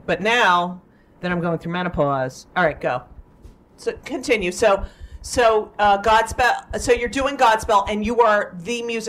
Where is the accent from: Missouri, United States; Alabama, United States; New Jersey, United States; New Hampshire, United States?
New Jersey, United States; I grew up in New Jersey a lot.